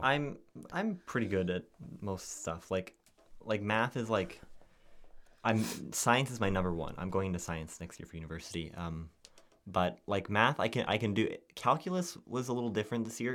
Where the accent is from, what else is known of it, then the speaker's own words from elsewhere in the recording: Canada; we're like, "Canada."